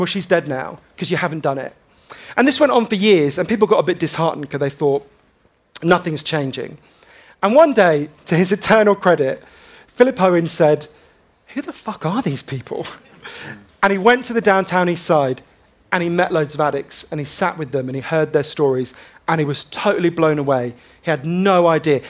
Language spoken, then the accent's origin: English; London, United Kingdom; also born or lived in Glasgow; when they were about one, they, they moved to, to London.